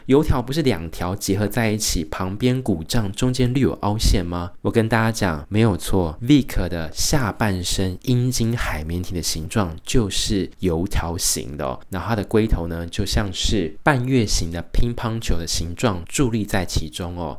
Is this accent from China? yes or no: no; Tainan, Taiwan; moved away as an adult; now in Kaohsiung, Taiwan; 因为我是中华儿女府城的好媳妇的户籍哦，所以身为台南人